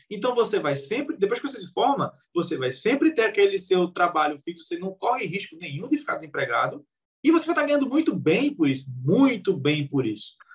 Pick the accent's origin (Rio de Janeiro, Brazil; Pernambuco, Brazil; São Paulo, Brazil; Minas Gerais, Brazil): Pernambuco, Brazil; Recife; eu sou de Recife